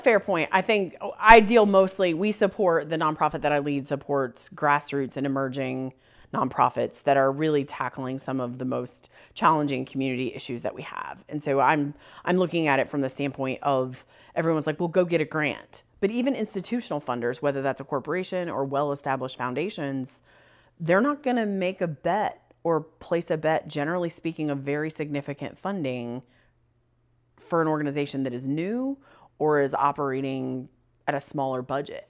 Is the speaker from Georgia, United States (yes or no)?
no; between Defiance and Lima, Northwest Ohio, United States; born or raised there; also born or lived in Bluffton, Ohio